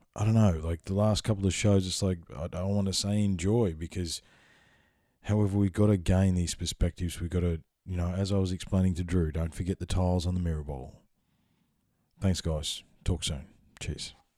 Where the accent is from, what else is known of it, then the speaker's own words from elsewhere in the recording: Ballarat, Victoria, Australia; moved away; also born or lived in Queensland; I grew up in Ballarat, okay? So I've spent more time in Queensland than I did in Victoria